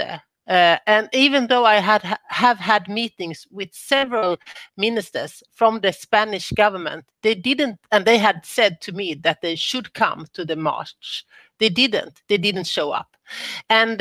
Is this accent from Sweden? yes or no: yes; Sweden; I'm from Sweden